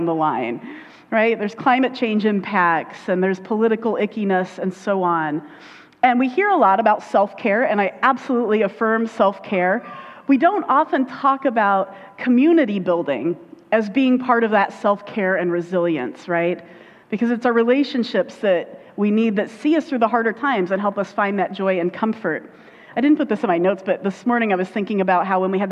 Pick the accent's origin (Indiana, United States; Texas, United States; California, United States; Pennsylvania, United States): Indiana, United States; accent: Indiana; I go into my Indiana accent when I go down